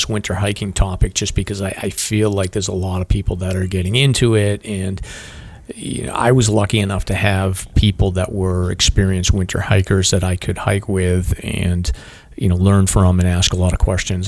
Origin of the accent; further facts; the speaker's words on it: New England, United States; I'm a New Englander